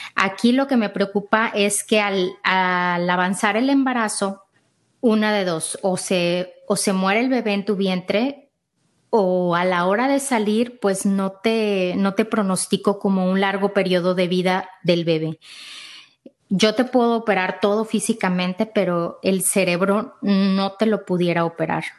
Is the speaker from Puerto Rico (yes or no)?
no; Mexico; now in Austin, United States; soy mexicana, vivo aquí en Austin.